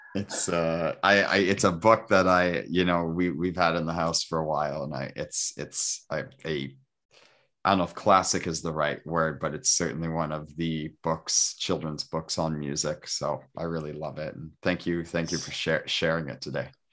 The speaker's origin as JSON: {"language": "English", "town": "Toronto", "region": "Ontario", "country": "Canada", "said": "I'm from Toronto, but we used to live outside the city in the country."}